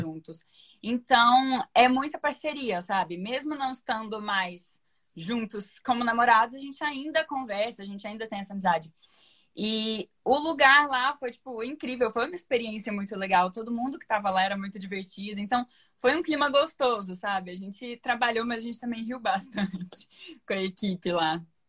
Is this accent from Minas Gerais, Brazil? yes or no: yes; Uberlândia, Minas Gerais, Brazil; now in São Paulo, Brazil; eu moro em São Paulo, embora eu seja de Minas